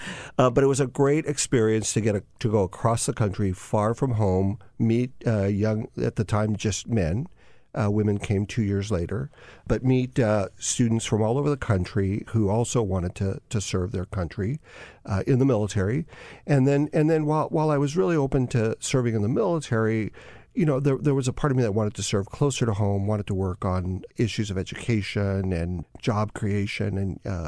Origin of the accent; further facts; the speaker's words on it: Whittier, California, United States; Growing up in Whittier, California.